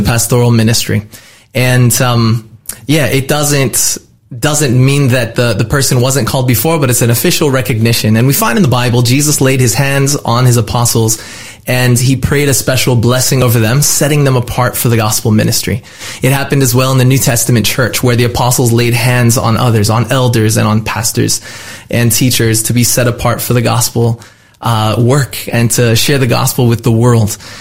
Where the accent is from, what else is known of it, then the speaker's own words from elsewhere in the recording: California, United States; my home state of California